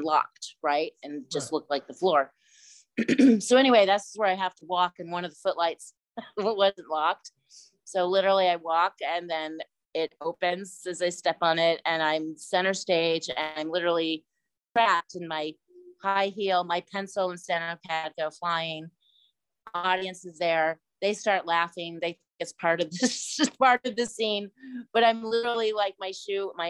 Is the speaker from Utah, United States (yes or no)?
no; Missouri, United States; I'm from Missouri, and auditioned for a play in high school